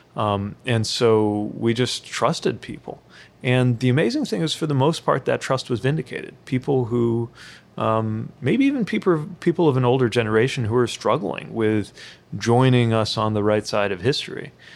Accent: South Bend, Indiana, United States; I'm a proud son of South Bend, Indiana

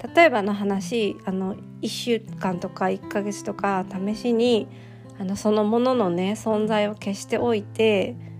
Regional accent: Toyota, Aichi, Japan; 地元の愛知県の豊田市

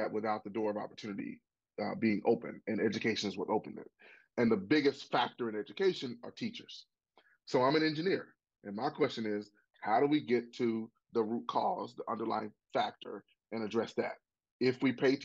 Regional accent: Pine Bluff, Arkansas, United States; myself am a product of public schools in Arkansas. I went from Watson Chapel High School on to get 5 degrees

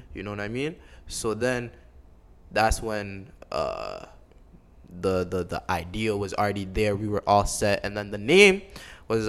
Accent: Toronto, Ontario, Canada; I'm from Toronto

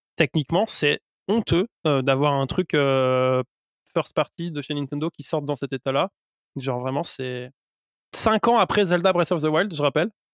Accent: France; par chez nous en France

